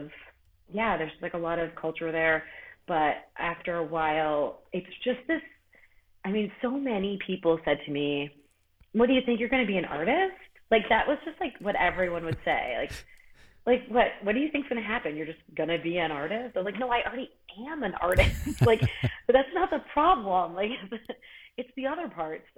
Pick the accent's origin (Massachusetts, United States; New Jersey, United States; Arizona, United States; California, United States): Massachusetts, United States; Worcester; moved away as an adult; also born or lived in Boston / New York City; now in Upstate New York, United States; I'm from Worcester, which is even more towny.